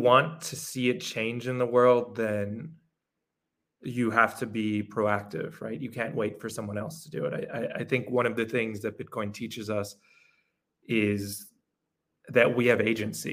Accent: New York, United States; moved away as an adult; now in El Salvador; I'm originally from New York. I moved down to El Salvador about a year and a half ago

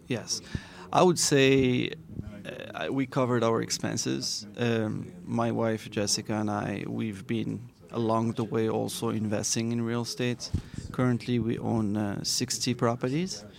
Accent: Morocco; now in Miami, United States; I'm from Morocco. Yes, that's where I was born.

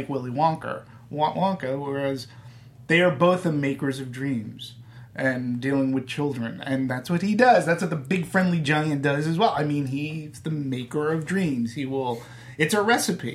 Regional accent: New England, United States; I'm from New England. We call it Buckingham

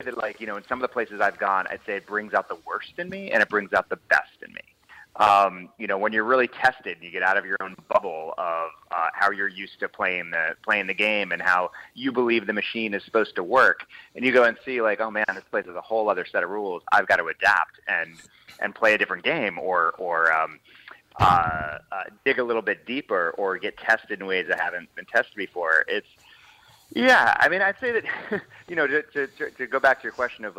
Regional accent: Washington, District of Columbia, United States; also born or lived in Moscow; I grew up in D.C.

